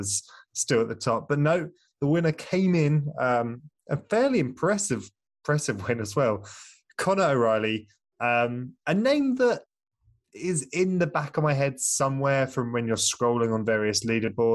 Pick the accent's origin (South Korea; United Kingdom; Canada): United Kingdom; I'm British